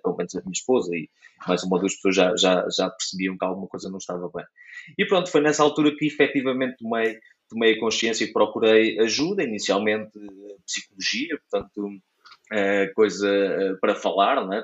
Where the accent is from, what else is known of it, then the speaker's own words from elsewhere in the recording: Caldas da Rainha, Leiria District, Portugal; now in near Leiria, Portugal; sou natural de, das Caldas da Rainha